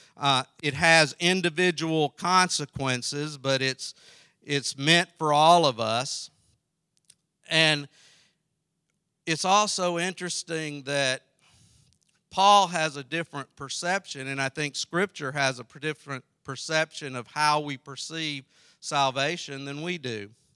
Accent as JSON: {"language": "English", "region": "South Carolina", "country": "United States", "tie": "born or raised there", "said": "I grew up in South Carolina"}